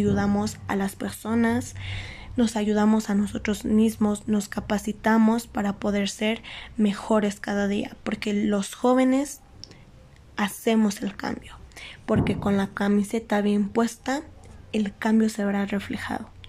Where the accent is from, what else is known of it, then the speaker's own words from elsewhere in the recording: Mexico; Hay que saber ganarnos los lugares porque los jóvenes somos el futuro de México.